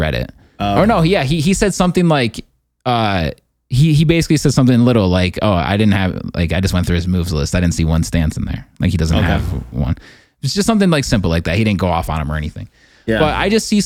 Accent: United States; I'm an American

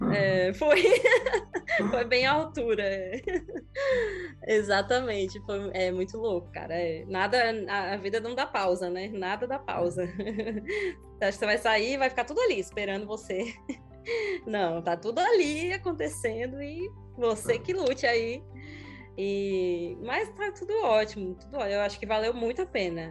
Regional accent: Natal, Rio Grande do Norte, Brazil; moved away as an adult; also born or lived in France; tudo na minha casa em Natal estava mudando. Na verdade, é, literalmente, a minha mãe se mudou de Natal

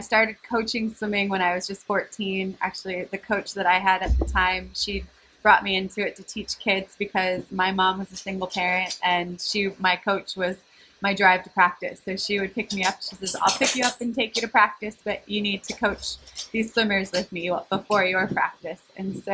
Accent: California, United States; moved away as an adult; also born or lived in Croatia; I am from California, which is where I'm at currently

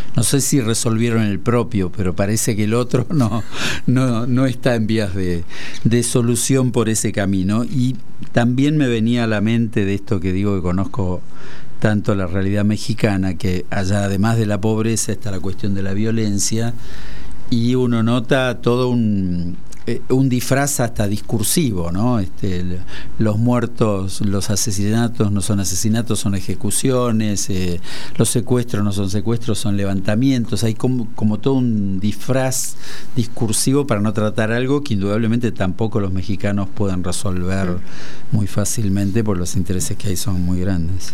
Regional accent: Aguilares, Tucumán, Argentina; moved away; allá en Aguilares, de donde soy

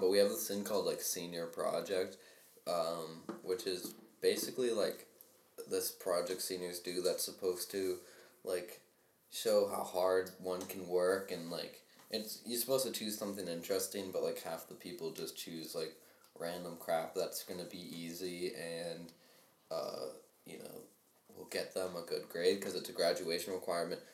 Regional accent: United States; we're from Rhode Island, Massachusetts

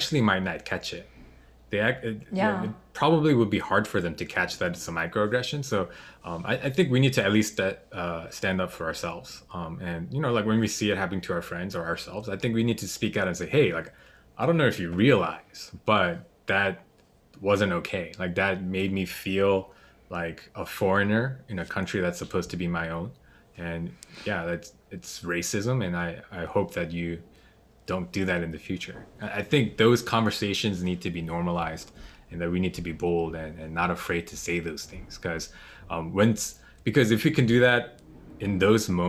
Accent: United States; also born or lived in South Korea; So pretty much just grew up in America.

